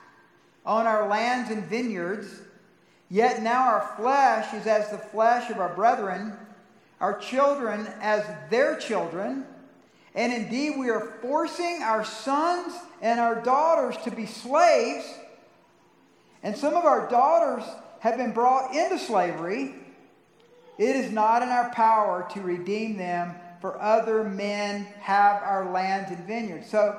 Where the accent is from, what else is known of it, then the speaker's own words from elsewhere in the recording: Atlanta, Georgia, United States; also born or lived in South Carolina; now in Colorado Springs, United States; I grew up in the rural South, part of it, and the suburban South. So I was a part of both in the Atlanta area as well in South Carolina